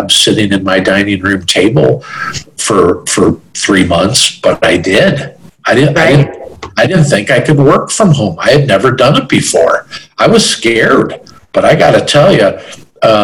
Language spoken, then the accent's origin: English; Chicago, Illinois, United States; I'm from the Chicago area